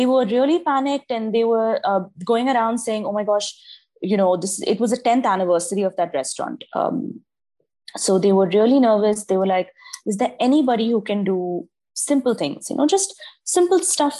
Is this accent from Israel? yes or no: no; Dubai, United Arab Emirates; also born or lived in Mangalore, India; I am originally Indian. So I'm from Mangalore, but I was born and raised in Dubai. And I've lived here my entire life.